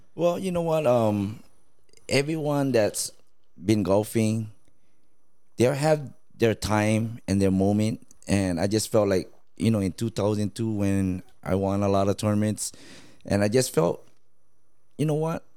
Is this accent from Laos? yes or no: yes; Laos; now in United States; home where i'm from laos